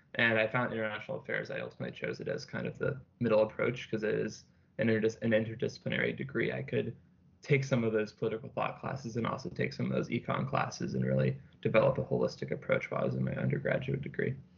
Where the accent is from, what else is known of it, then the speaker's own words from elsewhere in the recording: Fairfax, Virginia, United States; I'm from Fairfax, Virginia